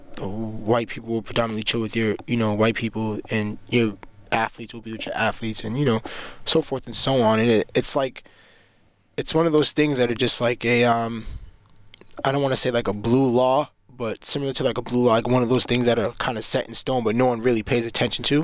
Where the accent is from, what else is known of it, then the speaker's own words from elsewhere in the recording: Cambridge, Massachusetts, United States; I'm from Cambridge, Mass.